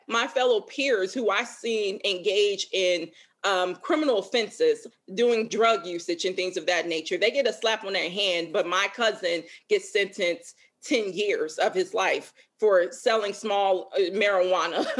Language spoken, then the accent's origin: English; Chicago, Illinois, United States; now in Minneapolis, United States; I grew up in Chicago, one of the most racially segregated cities in the country